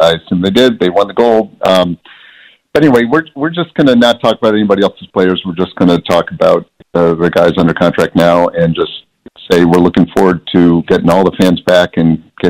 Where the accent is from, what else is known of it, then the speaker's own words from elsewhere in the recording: Boston, Massachusetts, United States; It's just part of growing up in Boston